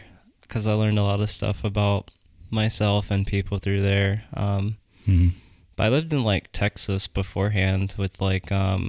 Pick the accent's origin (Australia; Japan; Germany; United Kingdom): Germany; born there; Yeah, so I was born in Germany.